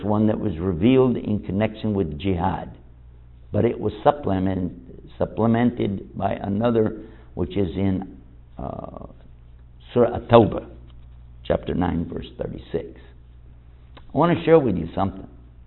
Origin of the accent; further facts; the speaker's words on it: Texas, United States; I'm from Texas. If you know my personality, I act like somebody from Texas. You know why? Because that's where I'm from.